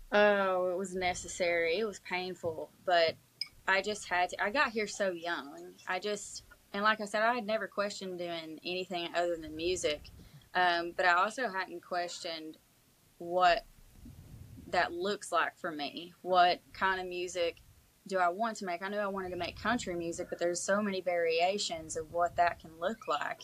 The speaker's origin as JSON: {"language": "English", "region": "East Kentucky", "country": "United States", "tie": "born or raised there", "moved": "as an adult", "lives_now": "Tennessee, United States", "said": "I hadn't been born and raised in in East Kentucky"}